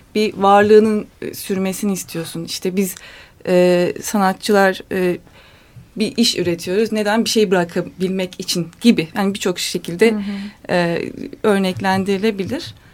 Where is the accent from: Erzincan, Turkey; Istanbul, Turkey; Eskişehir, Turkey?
Eskişehir, Turkey; ben Eskişehir'liyim